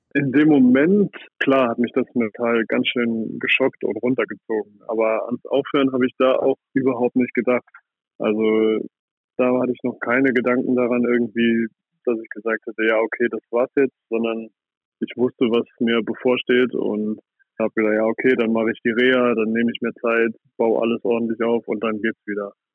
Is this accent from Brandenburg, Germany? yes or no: no; Saarland, Germany; ich komme aus Salui, aus dem Saarland und ich habe da das Handballspielen gelernt